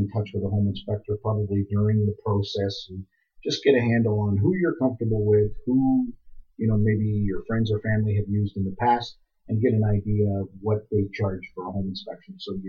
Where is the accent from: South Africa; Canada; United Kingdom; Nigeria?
Canada; We're strong Canadian people